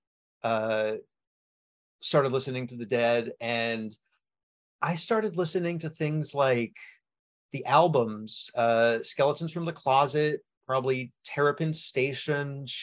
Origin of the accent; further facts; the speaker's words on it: West Hartford, Connecticut, United States; now in Portland, United States; I'm actually from Connecticut